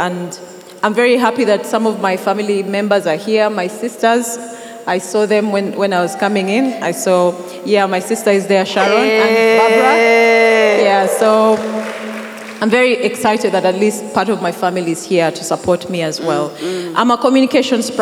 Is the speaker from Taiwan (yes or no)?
no; Teso, Uganda; moved away as an adult; also born or lived in Kampala; I come from Teso. So I'm basically bred, raised from Teso